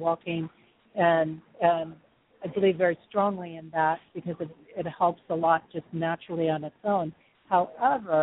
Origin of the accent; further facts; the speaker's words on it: California, United States; accent: southern; also born or lived in Texas; growing up in California on the coastlines